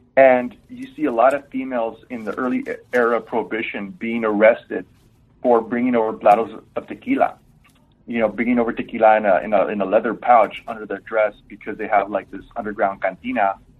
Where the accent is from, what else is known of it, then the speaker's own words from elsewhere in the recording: Laredo, Texas, United States; my hometown uh, was founded in 1755